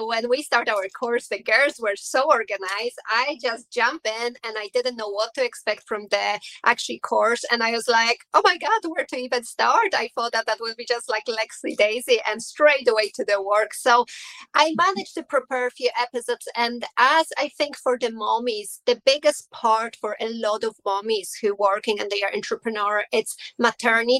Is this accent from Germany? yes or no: no; Poland; English is a second language; moved away as an adult; now in Ireland; I am originally from Poland, but 17 years now I am in Ireland